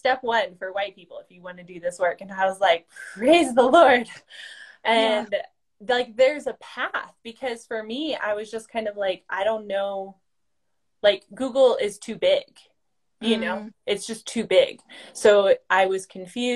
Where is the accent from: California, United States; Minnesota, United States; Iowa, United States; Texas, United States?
Iowa, United States; I'm originally from Iowa, born and raised on a farm